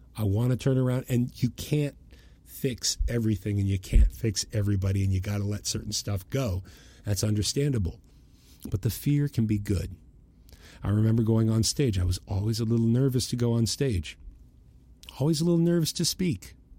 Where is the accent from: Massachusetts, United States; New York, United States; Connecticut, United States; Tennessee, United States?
Massachusetts, United States; Boston; I'm from Boston